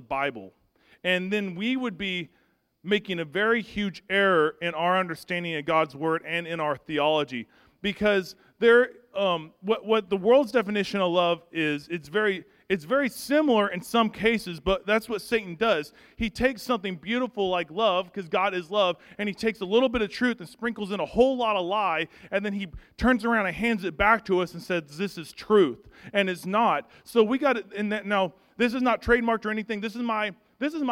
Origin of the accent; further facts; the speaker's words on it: Arkansas, United States; I'm from Arkansas